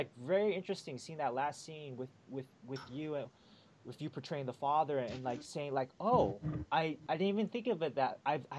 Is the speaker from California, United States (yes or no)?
yes; South Bay, Bay Area, California, United States; Jen and I both grew up in the Bay Area. I grew up in the South Bay with a lot of Vietnamese Americans